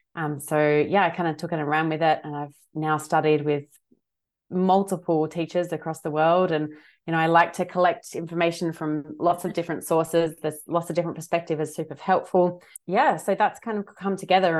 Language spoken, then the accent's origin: English; Adelaide, South Australia, Australia; also born or lived in Sydney; now in Western Australia, Australia; I'm originally from Adelaide